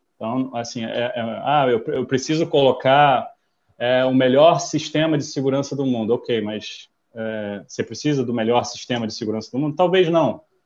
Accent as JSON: {"language": "Portuguese", "country": "United States", "tie": "born or raised there", "also_born_or_lived": "São Paulo, Brazil", "moved": "as an adult", "lives_now": "Rio de Janeiro, Brazil", "said": "sou americano de nascimento, vivo no Brasil desde 1998"}